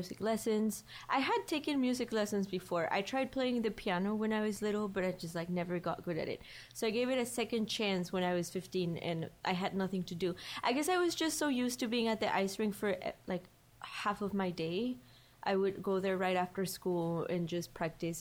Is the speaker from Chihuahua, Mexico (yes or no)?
no; León, Guanajuato, Mexico; moved away; I'm from León